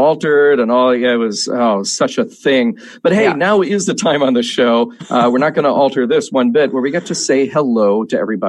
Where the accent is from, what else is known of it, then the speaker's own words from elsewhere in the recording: Canada; I'm Canadian.